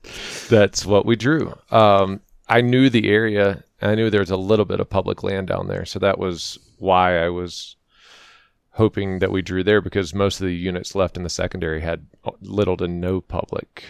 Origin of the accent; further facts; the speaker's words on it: Florida, United States; moved away as an adult; now in Colorado, United States; I grew up in Florida